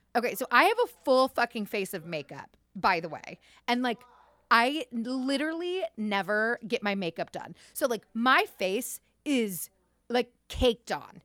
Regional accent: Cleveland, Ohio, United States; we're from Cleveland

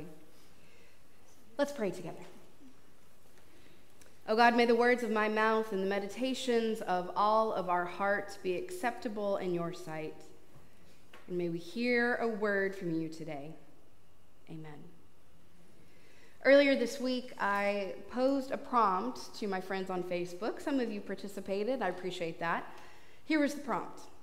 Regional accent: Texas, United States; as a Texan

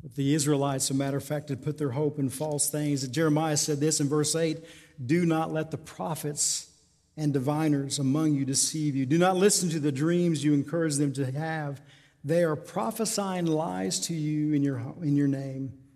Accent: Tucumcari, New Mexico, United States; Born and raised in Tucumcari

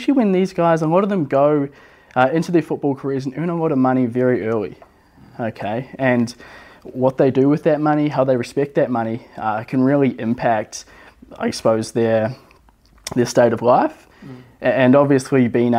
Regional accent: Levin, Manawatū-Whanganui, New Zealand; moved away as an adult; also born or lived in Wellington, New Zealand; now in Gold Coast, Australia; I grew up in New Zealand, a really small town over there called Levin

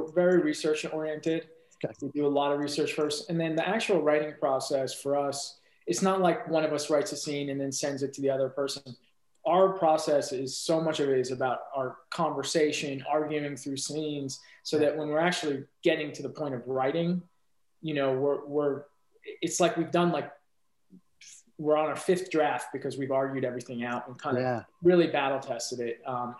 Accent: Iran; I'm from Iran originally. And I would spend a lot of my summers there when I was a kid.

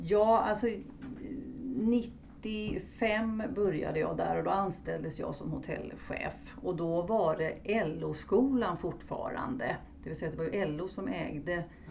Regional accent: Stockholm, Stockholm County, Sweden; moved away as an adult; now in Halmstad, Sweden; numera är jag boendes i Halmstad men jag är uppvuxen i Stockholm

